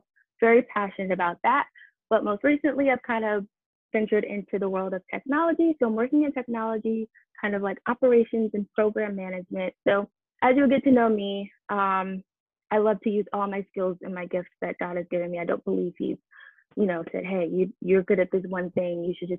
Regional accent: Detroit, Michigan, United States; born there; also born or lived in Miami / New Jersey / Boston / Atlanta; now in Nashville, United States; But before that, I actually lived in Miami, New Jersey, Boston, Atlanta, and I was born in Detroit, Michigan.

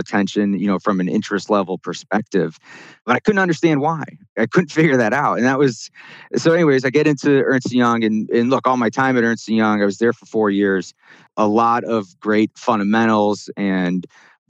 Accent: Chicago, Illinois, United States; I grew up in the Chicago area and went to school in the Midwest as well

